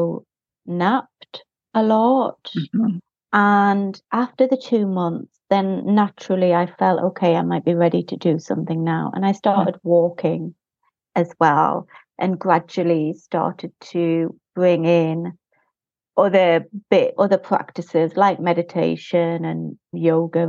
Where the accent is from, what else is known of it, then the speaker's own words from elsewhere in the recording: United Kingdom; moved away as an adult; also born or lived in Spain; Well, I'm British